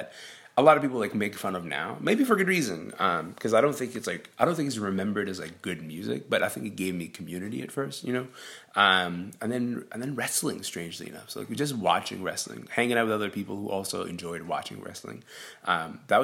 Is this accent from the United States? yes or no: no; Sudan; now in Canada; I was born in Sudan. I've lived in this country for 22 years.